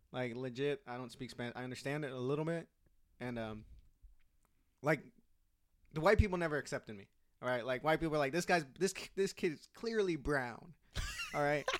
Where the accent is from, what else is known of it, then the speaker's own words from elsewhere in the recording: Newark, California, United States; also born or lived in San Jose; where I grew up in the East Bay